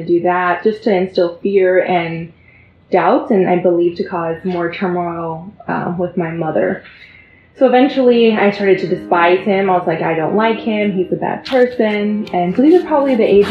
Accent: San Jose, California, United States; I grew up in San Jose, California

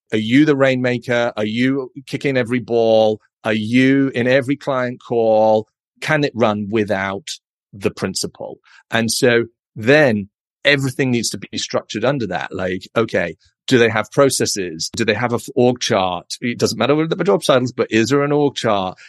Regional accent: United Kingdom; moved away as an adult; also born or lived in London; now in San Francisco, United States; as you can probably tell from my accent. I'm a Brit.

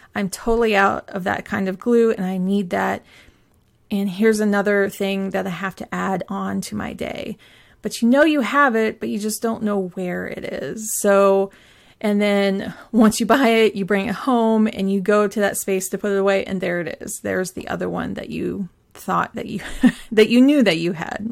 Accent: Pacific Northwest, United States; I grew up in the Pacific Northwest

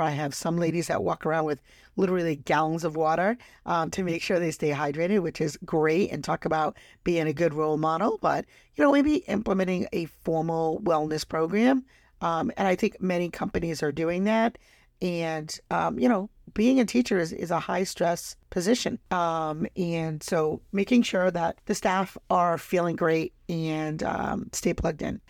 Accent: Rhode Island, United States; my home state, Rhode Island

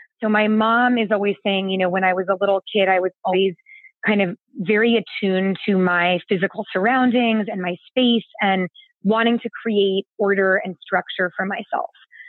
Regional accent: California, United States; I am from the San Francisco Bay Area, but I have lived all over the world. I've actually moved 25 times.

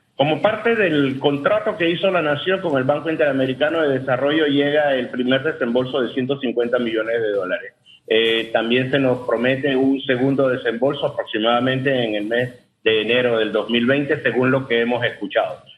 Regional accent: Panama

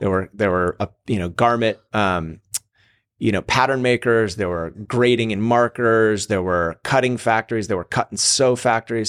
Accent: Seattle, Washington, United States; moved away as an adult; also born or lived in California; now in Encinitas, United States; I grew up in Seattle, moved to California when I was eighteen

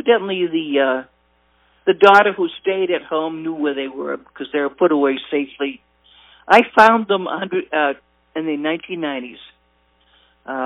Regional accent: Haverhill, Massachusetts, United States; I was born and raised in Haverhill. I should say Bradford

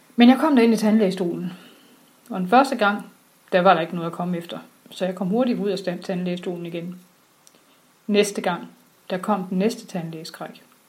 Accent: Sønderborg, Southern Denmark, Denmark; Jeg kommer fra Sønderborg

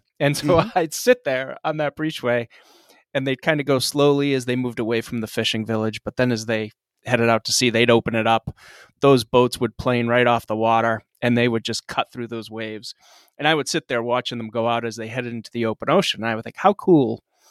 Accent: Narragansett, Rhode Island, United States; I grew up down in Rhode Island. We lived in Narragansett

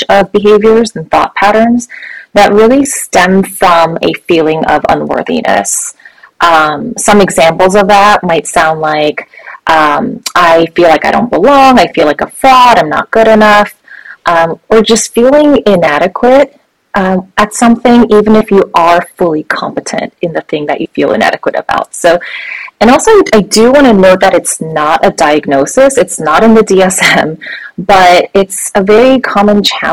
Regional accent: United States; I am Korean American, a child of immigrants

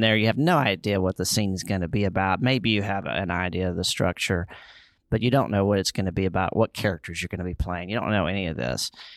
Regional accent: Charlotte, North Carolina, United States; other comedians in my hometown

